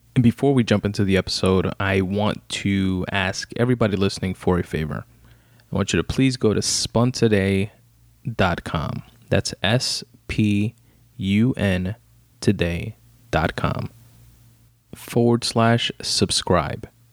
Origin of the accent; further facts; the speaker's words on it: New York City, New York, United States; also born or lived in Brooklyn; I was born in Brooklyn, raised in Queens, in New York fucking City